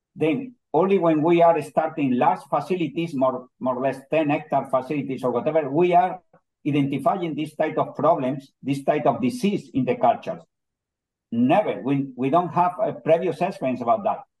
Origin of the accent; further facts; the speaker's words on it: Almería, Andalusia, Spain; English is a second language; also born or lived in Granada, Spain; I was born in Almeria, but I complete my studies in, in Granada